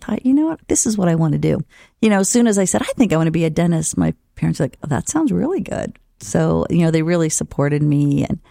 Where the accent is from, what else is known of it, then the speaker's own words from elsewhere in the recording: Ohio, United States; also born or lived in Sidney, Ohio; I grew up in Ohio in a real small town. So I still practice in Ohio